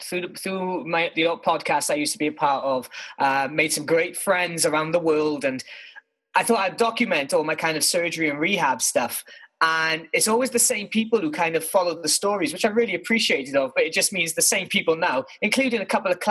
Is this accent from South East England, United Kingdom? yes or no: no; Wales, United Kingdom; now in London, United Kingdom; We both moved to London from different parts of the UK, me being Welsh, so from Wales